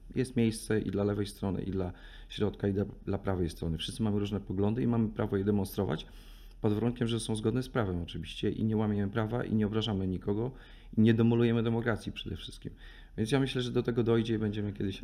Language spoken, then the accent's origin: Polish; Raczki, Podlaskie Voivodeship, Poland; moved away; sam pochodzę z mojego miasta, z mojego miasteczka czy miejscowości